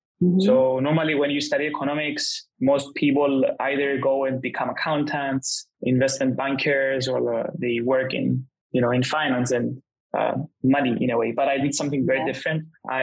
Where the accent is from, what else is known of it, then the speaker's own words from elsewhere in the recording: Cyprus; moved away as an adult; also born or lived in England; now in China; I'm from Cyprus.